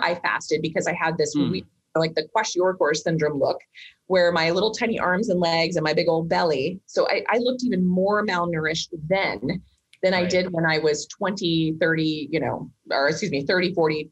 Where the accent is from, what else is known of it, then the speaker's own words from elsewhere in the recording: Kansas, United States; I grew up in Kansas.